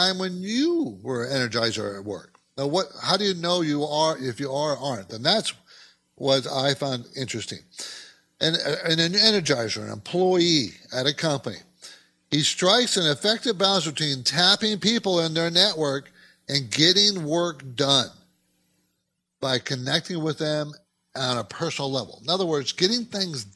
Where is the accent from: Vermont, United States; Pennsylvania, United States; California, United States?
California, United States; also born or lived in New York City; I was from California